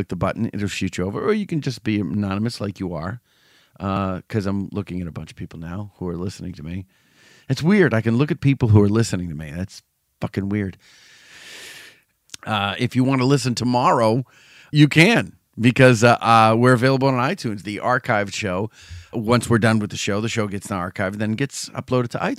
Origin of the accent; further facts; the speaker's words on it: New England, United States; I'm from New England